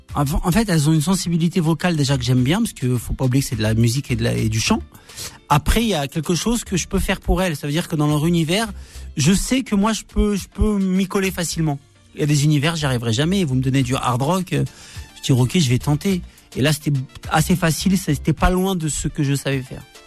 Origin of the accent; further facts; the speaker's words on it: Argenteuil, Île-de-France, France; j'ai grandi en quartier Argenteuil